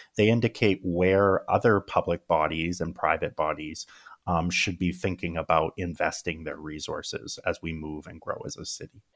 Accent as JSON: {"language": "English", "town": "Regina", "region": "Saskatchewan", "country": "Canada", "tie": "born or raised there", "also_born_or_lived": "United Kingdom", "moved": "as an adult", "lives_now": "Edmonton, Canada", "said": "my first couple of degrees were in my hometown in Regina, Saskatchewan"}